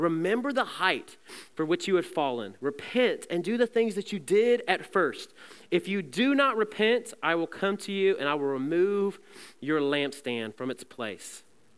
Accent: Southeast, United States; I mean, I'm from the Southeast. We don't have mountains there.

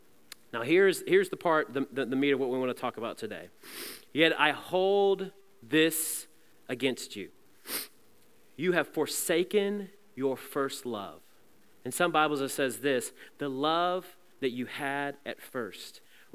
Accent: Southeast, United States; I mean, I'm from the Southeast. We don't have mountains there.

